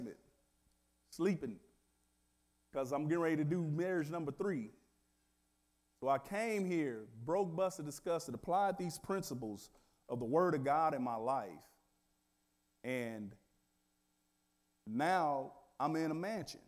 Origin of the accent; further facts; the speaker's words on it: Wichita, Kansas, United States; I thought I came from Wichita, Kansas